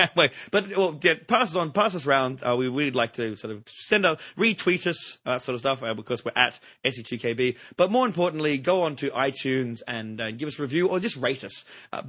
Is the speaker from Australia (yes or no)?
yes; Australia; Yes. Hello, I'm an Australian.